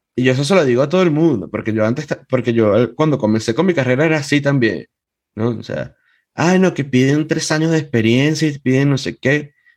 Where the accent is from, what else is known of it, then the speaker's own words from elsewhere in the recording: Venezuela; en eso sí soy muy venezolano